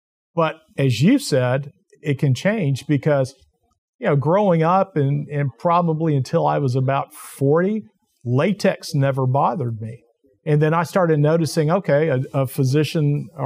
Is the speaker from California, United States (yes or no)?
no; Texas, United States; I'm from Texas.